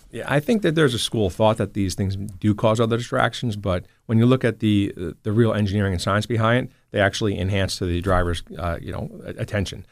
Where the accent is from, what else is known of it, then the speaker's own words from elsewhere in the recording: Toms River, New Jersey, United States; also born or lived in Newark; I grew up in Tom's River